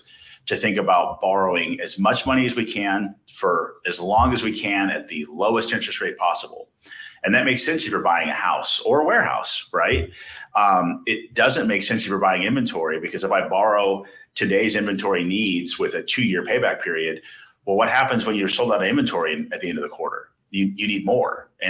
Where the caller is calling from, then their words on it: Austin, Texas, United States; We're calling it from Austin, Texas.